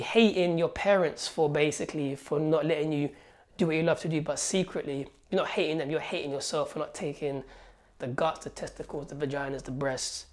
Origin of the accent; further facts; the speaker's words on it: Algeria; now in London, United Kingdom; I was born in Algeria where I had nothing. So when I came here, man, when I came here to London